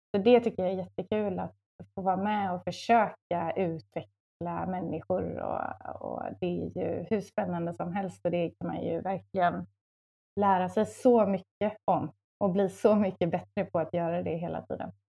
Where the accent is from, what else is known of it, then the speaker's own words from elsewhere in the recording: Varberg, Halland County, Sweden; moved away as an adult; also born or lived in Luleå; now in Stockholm, Sweden; jag är från eh, västkusten, från Varberg.